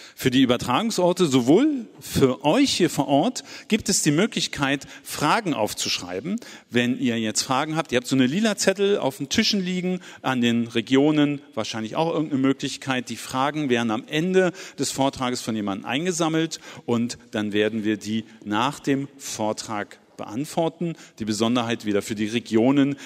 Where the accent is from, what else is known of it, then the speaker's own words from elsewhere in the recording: Berlin, Germany; aus meiner Heimatstadt Berlin